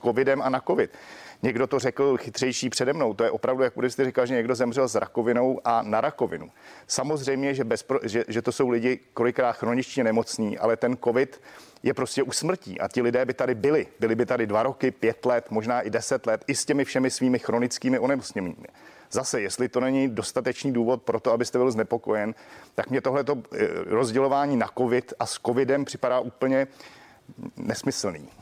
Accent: Czechia

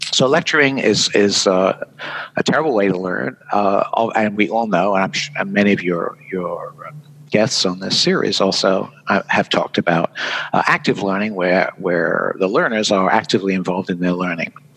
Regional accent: United Kingdom; accent: British; moved away as an adult; now in Vermont, United States; I'm a Brit.

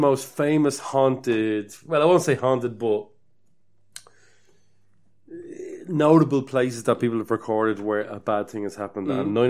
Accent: Ireland

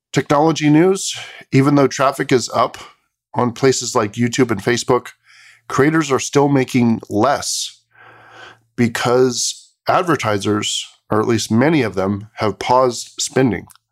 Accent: Bay Area, California, United States; something I grew up with in the Bay Area

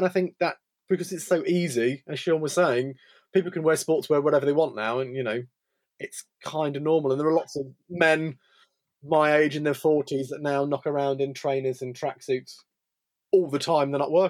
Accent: England, United Kingdom; Being British was amazing. I went to South Africa during this time period and I was adorned and worshipped as some sort of deity for a bit because I came from England.

